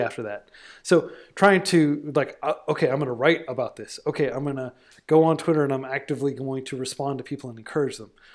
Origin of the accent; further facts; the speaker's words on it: United States; being an American in twenty twenty